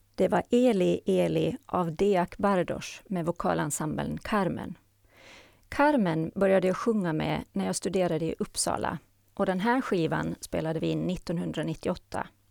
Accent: Haraldsby, Åland Islands; moved away as an adult; now in Sweden; Jag är född och uppvuxen på Åland och bor sedan 1994 i Sverige.

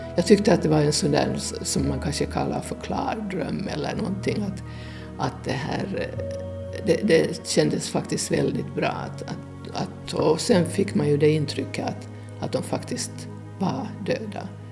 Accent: Porvoo, Uusimaa, Finland; Jag är född i Borgå och det här eh, bodde på Krokvägen

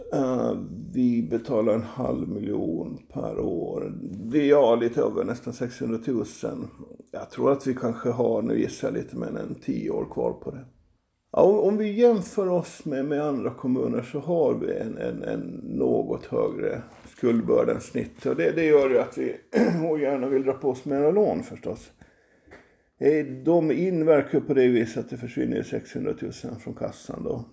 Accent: Finström, Åland Islands; Jag kommer från Finspång från början, jag kommer från Grälsby.

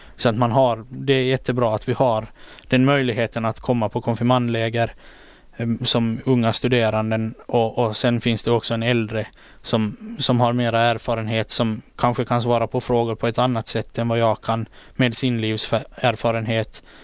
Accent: Åland Islands; also born or lived in Turku, Finland; här hemma på Åland

